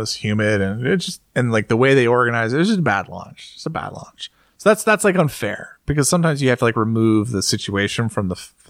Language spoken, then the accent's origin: English; United States